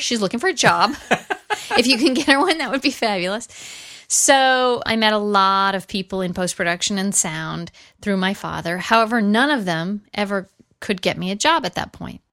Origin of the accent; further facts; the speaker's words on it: Los Angeles, California, United States; I grew up in the San Fernando Valley. I'm a Valley girl.